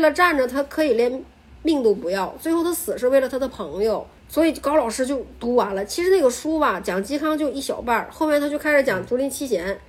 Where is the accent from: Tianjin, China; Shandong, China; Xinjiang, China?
Shandong, China; also born or lived in Beijing; now in Northeast China; 我在东北，我是一个山东人